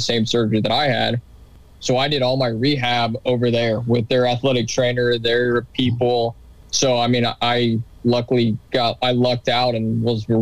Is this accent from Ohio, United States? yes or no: yes; Cincinnati, Ohio, United States; moved away; also born or lived in Kentucky; I'm originally from Cincinnati. But I coach at a school in Kentucky.